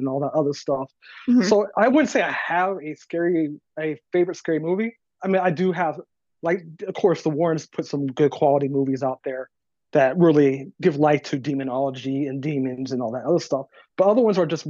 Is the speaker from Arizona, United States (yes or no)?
yes; southern Arizona, United States; now in Texas, United States; I live here in Texas now, but I grew up in Arizona.